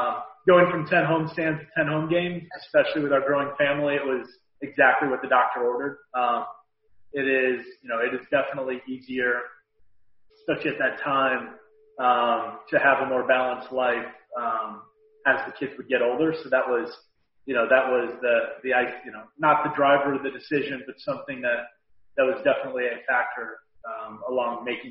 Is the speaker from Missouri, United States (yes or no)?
yes; St. Louis, Missouri, United States; I was working for my hometown team, right? I'm a St. Louis Cardinals fan, and here I am at Redbirds